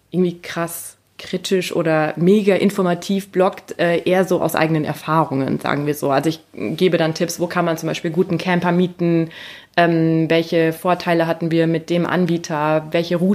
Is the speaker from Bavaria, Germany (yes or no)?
no; Rudersdorf, North Rhine-Westphalia, Germany; Ich Aber bin äh, übrigens Rudersdorfer.